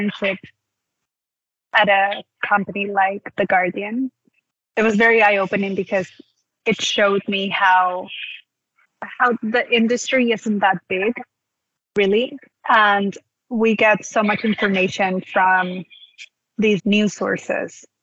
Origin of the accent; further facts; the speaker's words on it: Peru; I'm from Peru